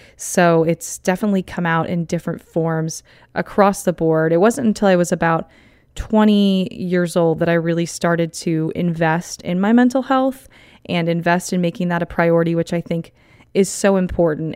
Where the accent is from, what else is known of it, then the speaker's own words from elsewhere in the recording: Southern California, United States; I'm from California, SoCal to be exact